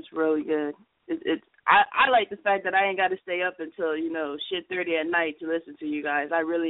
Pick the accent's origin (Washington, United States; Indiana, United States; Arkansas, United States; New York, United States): New York, United States; New York City; I'm from Brooklyn